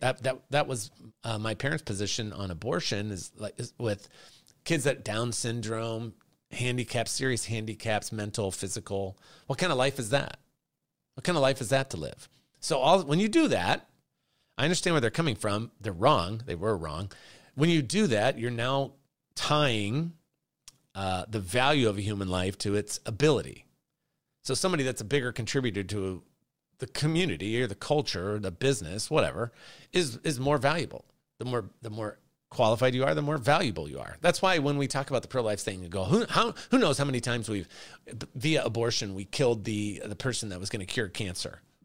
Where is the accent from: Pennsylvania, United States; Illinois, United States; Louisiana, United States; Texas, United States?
Illinois, United States; Chicago; I'm from Chicago